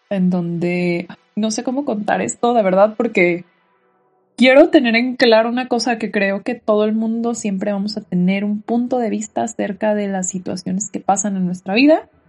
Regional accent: Tijuana, Baja California, Mexico; also born or lived in National City, California; Yo viví mi infancia en Tijuana

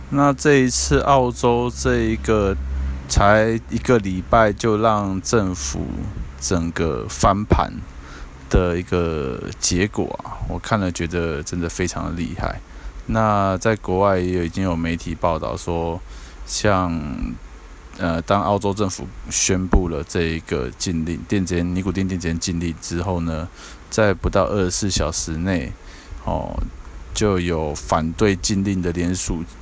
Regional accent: Taiwan; 我们台湾这边

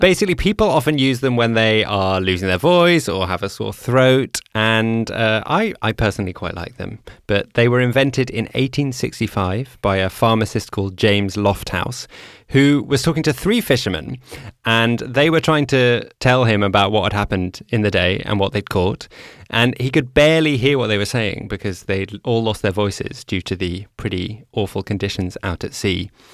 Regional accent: Amsterdam, North Holland, Netherlands; in my hometown of Amsterdam

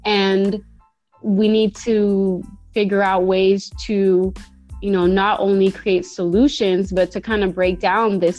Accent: Bay Area, California, United States; I was born and raised in the Bay Area

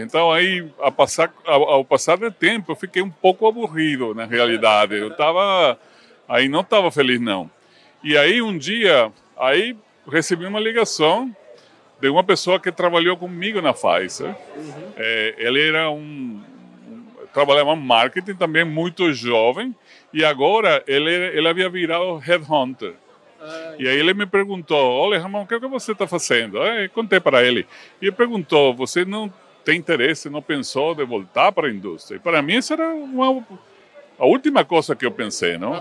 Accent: Venezuela; Portuguese is a second language; moved away as an adult; also born or lived in Caracas, Venezuela / Cali, Colombia / Mexico City, Mexico / New York, United States; now in Campinas, Brazil; Eu cresci e estudei na Venezuela

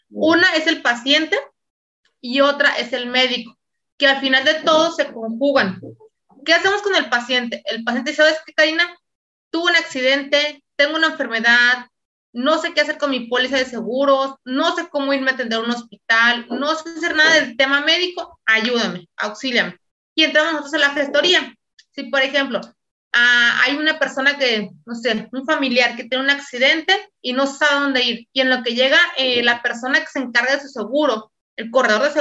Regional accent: Mexico City, Mexico; soy de México, de la Ciudad de México.

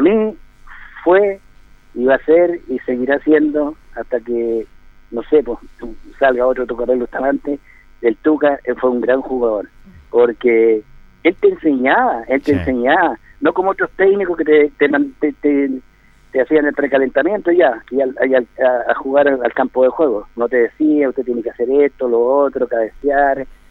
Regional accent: Cauquenes, Maule, Chile; moved away as an adult; also born or lived in Colchagua; now in Linares, Chile; yo nací en Cauquienes el año 64, el año 64, 63 mejor dicho, el año 63 jugando allá en Cauquene por el Maximiliano Oviedo

